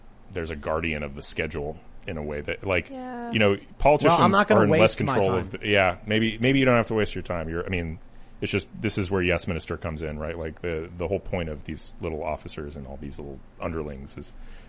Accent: Cupertino, California, United States; also born or lived in Boise, Idaho; I grew up in Cupertino, California. I've been around Democrats, lived in Democrat areas my entire life, except for like a 6-month stint in Boise, Idaho.

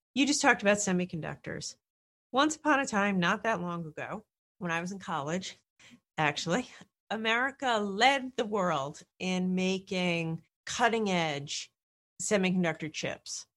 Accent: Rhode Island, United States; I come from Rhode Island

